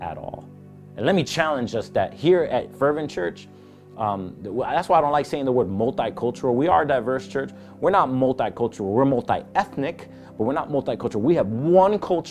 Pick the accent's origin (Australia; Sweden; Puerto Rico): Puerto Rico; I'm a Puerto Rican